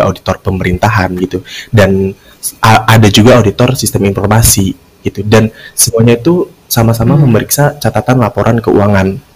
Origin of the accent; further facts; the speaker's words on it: Kuningan, West Java, Indonesia; now in Jakarta, Indonesia; dan gua asli Kuningan Jawa Barat.